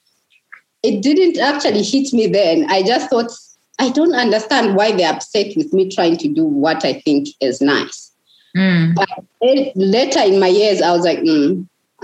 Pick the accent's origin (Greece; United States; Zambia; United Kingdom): Zambia; Lusaka, Lusaka Province; also born or lived in Chipata; I grew up in Mtendere. I would be walking in our compound